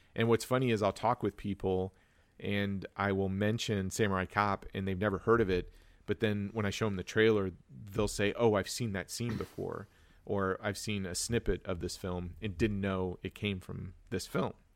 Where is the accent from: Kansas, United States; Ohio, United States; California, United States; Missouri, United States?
Kansas, United States; Wichita; I was born and raised in Wichita, Kansas